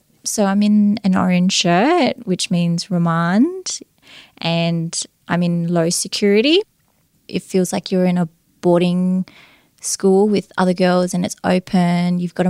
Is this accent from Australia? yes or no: yes; Darwin, Northern Territory, Australia; I'm 27 years of age. I'm born and bred in Darwin. I've been raised in a multicultural family, so my mum is from Thailand and my dad's Australian.